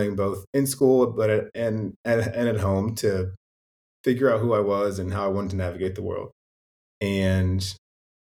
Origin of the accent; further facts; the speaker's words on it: Indiana, United States; also born or lived in Lexington, Kentucky; I was born in Lexington, Kentucky, moved to Indiana when I was in third grade, 8 years old. And so when I think about where I grew up, it was Indiana.